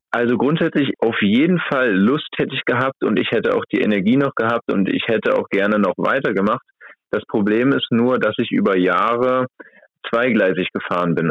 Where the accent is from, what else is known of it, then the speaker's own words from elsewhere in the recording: Magdeburg, Saxony-Anhalt, Germany; Ich komme hier aus der Stadt und mein Kindheitstraum war es immer für den SC Magdeburg zu spielen